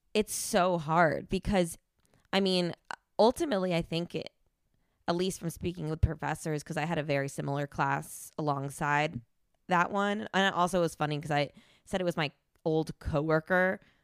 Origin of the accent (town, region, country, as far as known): New Jersey, United States; born or raised there; moved away